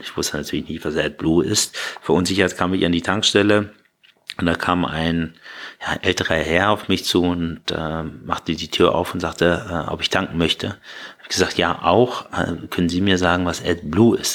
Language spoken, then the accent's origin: German; Hanover, Lower Saxony, Germany; also born or lived in Iran / Berlin / Bahrain; now in Munich, Germany; wenn ich mir eine Heimat aussuchen müsste und mich jetzt festlegen, ist da, wo ich groß geworden bin. Das ist äh, in Hannover